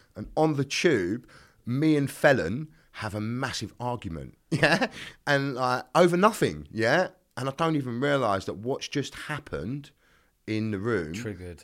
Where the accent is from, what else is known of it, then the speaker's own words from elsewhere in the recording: London, United Kingdom; I was born in a place called Greenwich, which is in southeast London